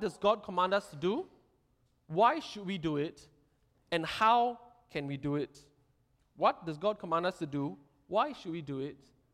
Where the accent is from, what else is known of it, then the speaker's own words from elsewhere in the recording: Singapore; Being Singaporean